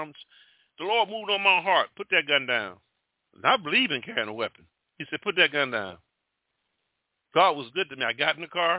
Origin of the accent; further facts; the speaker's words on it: Mobile, Alabama, United States; moved away; also born or lived in Jamaica / Atlanta, Georgia; I'm from Mobile, Alabama